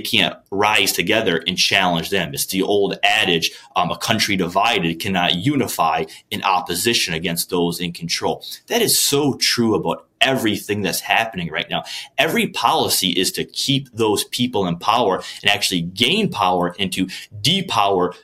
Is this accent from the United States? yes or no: yes; Port Huron or Sandusky, Michigan, United States; where are you from? I'll mention like Port Huron or Sandusky, Michigan.